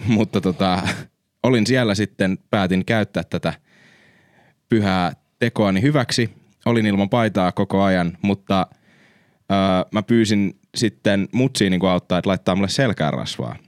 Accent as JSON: {"language": "Finnish", "country": "Finland", "said": "me ollaan Suomesta"}